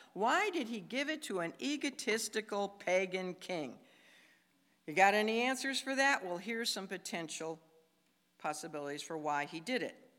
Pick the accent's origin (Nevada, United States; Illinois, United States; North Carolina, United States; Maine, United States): Illinois, United States; Chicago; I come from Chicago where there's a lot of skyscrapers